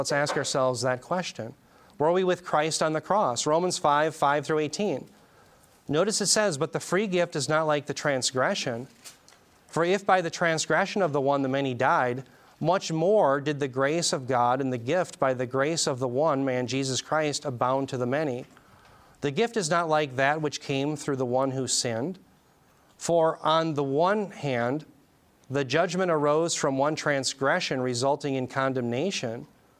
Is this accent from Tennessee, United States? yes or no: no; Minnesota, United States; because it says Minnesota, and I'm from Minnesota